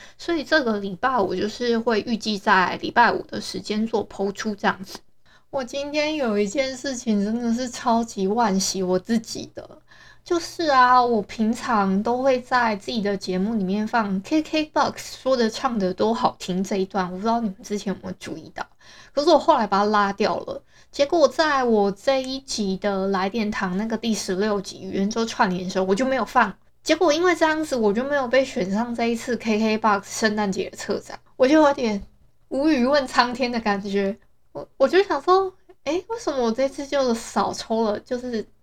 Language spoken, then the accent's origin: Chinese; Hualien, Hualien County, Taiwan; 我是花莲的人